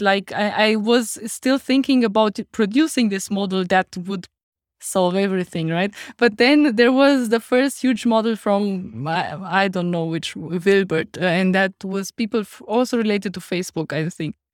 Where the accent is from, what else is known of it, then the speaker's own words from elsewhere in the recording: Romania; accent: Romanian; English is a second language; now in Heidelberg, Germany; that was my Romanian accent just pulling through